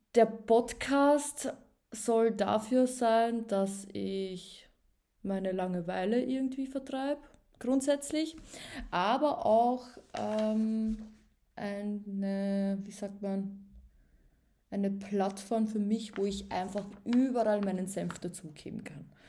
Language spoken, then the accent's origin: German; Upper Austria, Austria; moved away as an adult; now in Vienna, Austria; Ich bin nämlich ein richtiges Landei. Ich komme ja ursprünglich aus Oberösterreich.